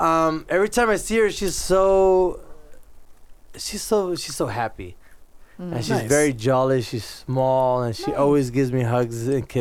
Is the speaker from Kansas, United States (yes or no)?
no; California, United States; also born or lived in El Salvador; it's just where I grew up pretty much in California.